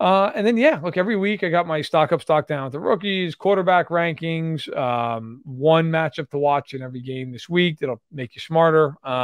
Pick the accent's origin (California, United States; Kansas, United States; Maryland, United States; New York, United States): New York, United States; I'm a New Yorker.